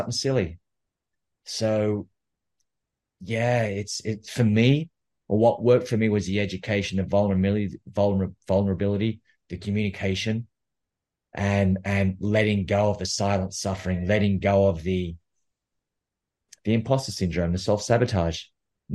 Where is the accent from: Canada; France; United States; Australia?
Australia; New South Wales; also born or lived in Canberra, Australian Capital Territory; I was born in Australia, born in Canberra, which is the capital city. And Canberra is about a 3-hour drive south of Sydney. And I grew up in a small town just outside of Canberra